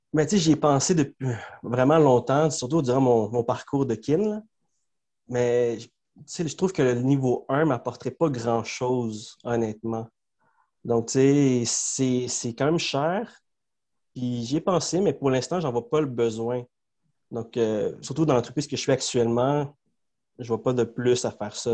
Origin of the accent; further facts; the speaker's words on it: Montreal, Quebec, Canada; first language Spanish; French is a second language; Moi, je suis né à Montréal, à Saint-Léonard.